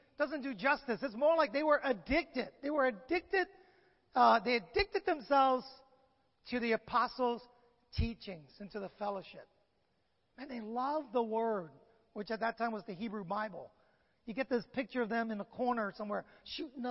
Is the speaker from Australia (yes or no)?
no; San Francisco, California, United States; I grew up in San Francisco